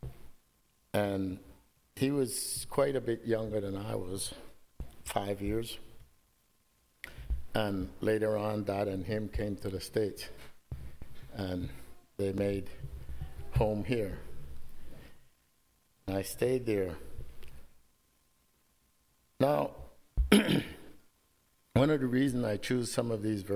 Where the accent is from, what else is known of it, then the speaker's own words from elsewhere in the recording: Belize; moved away; I grew up with my grandmother. I grew up in Belize.